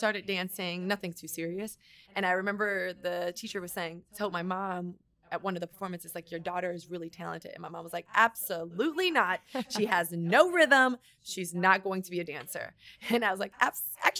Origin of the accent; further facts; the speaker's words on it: Miami, Florida, United States; moved away; also born or lived in New York; I grew up in Miami, Florida, 305